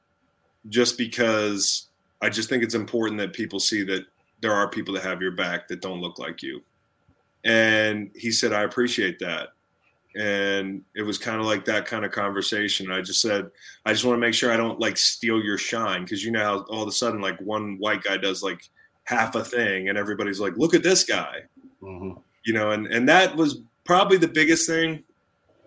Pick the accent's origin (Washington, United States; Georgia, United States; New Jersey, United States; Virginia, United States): Virginia, United States; Charlottesville; in my hometown